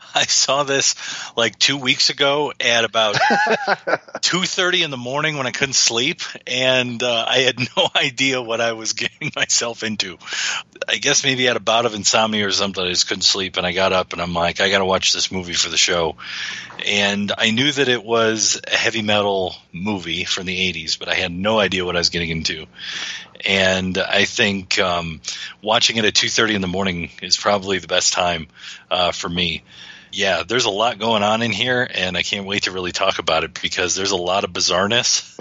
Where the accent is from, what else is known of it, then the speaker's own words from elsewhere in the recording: Detroit, Michigan, United States; if you grow up in Detroit and you watch Channel Nine if you watch the CBC